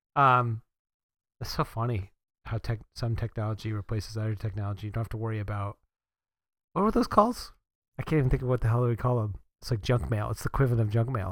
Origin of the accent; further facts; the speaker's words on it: Northeast, United States; I grew up in the Northeast